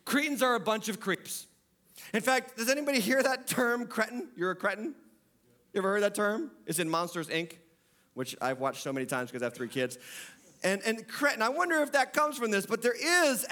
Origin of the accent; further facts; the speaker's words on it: New England, United States; I'm from New England